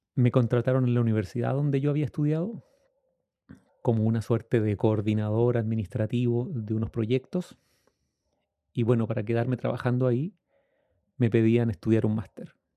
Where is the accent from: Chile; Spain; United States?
Chile; Temuco, Araucanía; Yo soy chileno